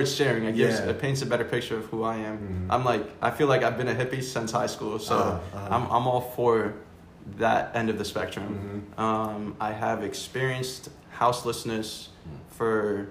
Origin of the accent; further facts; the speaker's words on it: Florida, United States; also born or lived in New York; I was born in New York, raised in Florida, with an awesome family